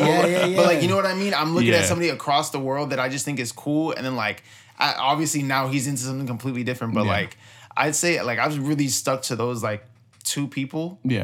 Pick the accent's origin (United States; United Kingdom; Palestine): United States; Miami, Florida; I'm from Miami, Florida. All your life? Yeah, my whole life.